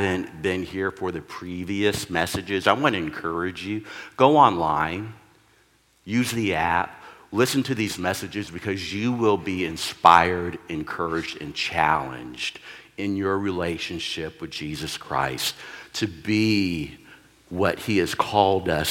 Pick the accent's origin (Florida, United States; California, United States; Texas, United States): Texas, United States; also born or lived in New Hampshire / Oklahoma; now in Oregon, United States; I'm originally from Texas